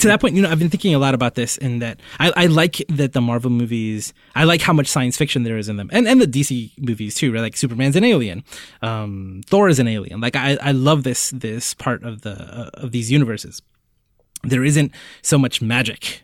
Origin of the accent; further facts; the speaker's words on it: Puerto Rico; I was born in Puerto Rico